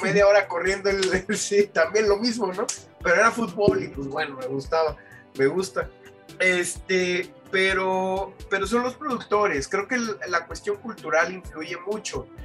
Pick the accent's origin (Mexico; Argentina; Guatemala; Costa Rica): Mexico; nosotros como mexicanos